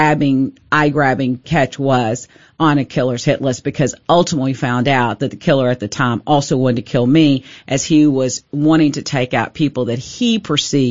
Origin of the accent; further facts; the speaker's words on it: Kaufman County, Texas, United States; born and raised in Kaufman County